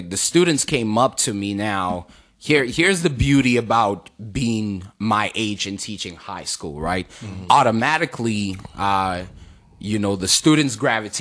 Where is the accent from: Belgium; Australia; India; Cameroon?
Cameroon; now in Maryland, United States; growing up in Cameroon, you know, my parents and my aunties used to tell me that the first word that I learned was book.